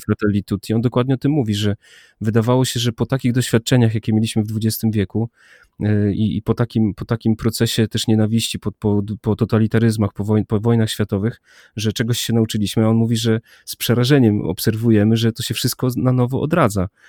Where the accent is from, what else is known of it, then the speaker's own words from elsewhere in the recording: Warmian-Masurian Voivodeship, Poland; jak byłem mały, młody, gdzieś tam z Mazur, z wioski